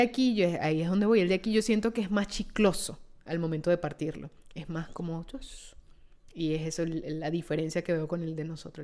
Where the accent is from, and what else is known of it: Venezuela; now in Italy